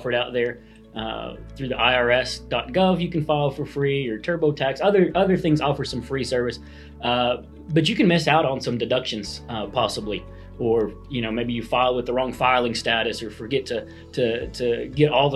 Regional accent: Chickasha, Oklahoma, United States; I was born and raised here in Chickasha, so I'm back home

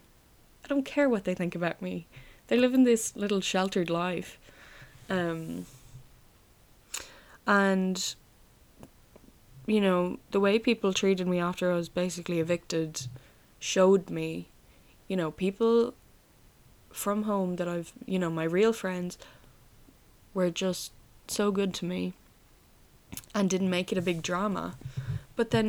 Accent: Roscommon, Connacht, Ireland; where are you from? And I'd say Roscommon

